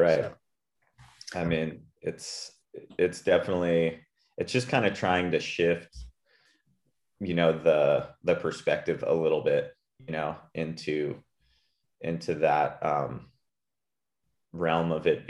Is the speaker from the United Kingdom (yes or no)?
no; Puerto Rico; And like, yeah, I grew up in Puerto Rico, and yeah, hetero